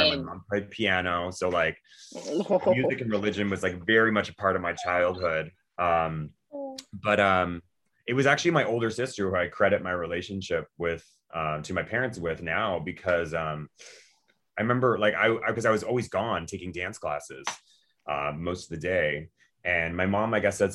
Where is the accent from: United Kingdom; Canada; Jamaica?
Canada; Vancouver, British Columbia; also born or lived in Atlanta; now in New York City, United States; I moved from Vancouver, that's where I grew up, to Atlanta to dance at the Atlanta Ballet for a number of years. And then moved to New York.